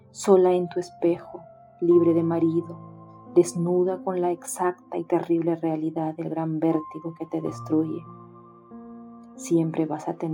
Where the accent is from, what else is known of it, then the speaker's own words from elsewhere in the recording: Peru; Hola, ¿cómo están? … soy de Perú